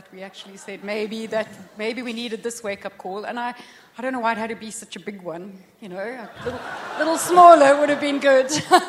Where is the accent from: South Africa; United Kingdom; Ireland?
South Africa; moved away as an adult; We're from South Africa. We left it all behind.